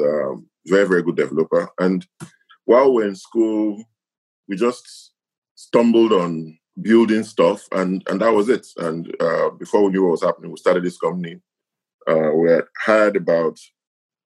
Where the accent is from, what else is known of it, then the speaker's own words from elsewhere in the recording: Edo, Nigeria; moved away as an adult; also born or lived in Lagos, Nigeria / England; now in Ghana; I was born in Nigeria, in the Midwestern part of Nigeria, Edo State. You know, I grew up there, went to school there, then lived in Lagos